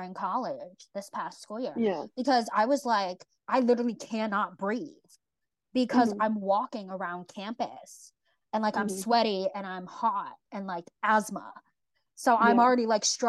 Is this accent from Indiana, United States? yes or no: no; Bay Area of California, United States; I grew up in the Bay Area of California